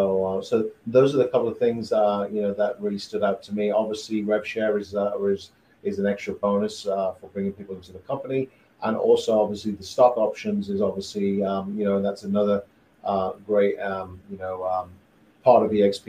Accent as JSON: {"language": "English", "country": "United Kingdom", "moved": "as an adult", "lives_now": "Greenville, United States", "said": "I'm originally from the UK. And I've been in the US about 15 years"}